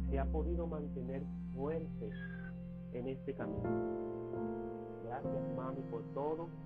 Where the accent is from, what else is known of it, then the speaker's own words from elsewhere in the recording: Dominican Republic; de República Dominicana